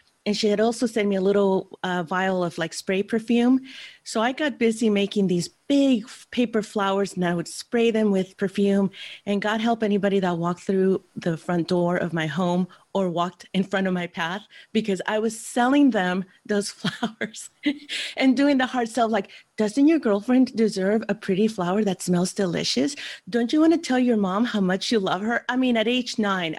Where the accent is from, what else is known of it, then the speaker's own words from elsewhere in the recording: San Francisco, California, United States; born there; So I was born in San Francisco General Hospital.